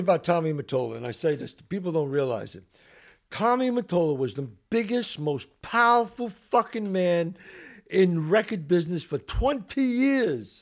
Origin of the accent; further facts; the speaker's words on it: New York City, New York, United States; the suffering and the trials and tribulations that I had growing up the Bronx